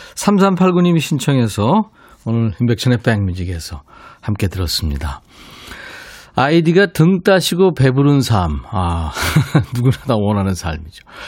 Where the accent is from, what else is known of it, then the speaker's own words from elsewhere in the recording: Busan, South Korea; 저도 고향이 부산이에요